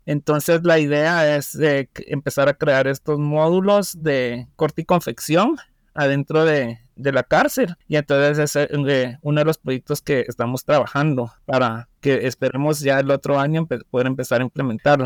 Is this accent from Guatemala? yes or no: yes; Guatemala; Guatemala, mi país